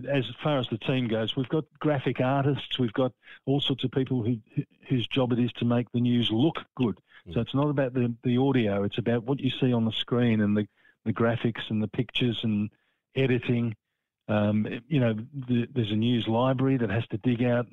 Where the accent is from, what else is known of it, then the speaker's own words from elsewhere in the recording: Frankston, Victoria, Australia; I'm proud that I come from Frankston, and that's where my parents settled after they were married